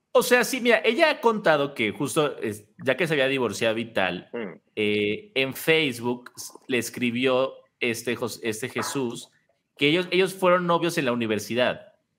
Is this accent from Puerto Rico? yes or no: no; Mexico; todos los mexicanos